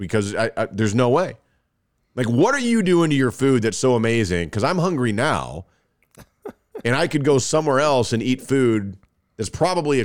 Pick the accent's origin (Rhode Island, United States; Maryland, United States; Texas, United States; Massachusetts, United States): Texas, United States; I'm from Texas